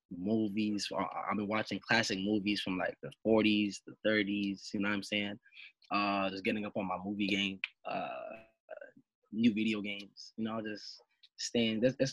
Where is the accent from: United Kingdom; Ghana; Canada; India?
Canada; Brampton, Ontario; It was growing up in Brampton was a little bit different from Toronto, but a little bit the same.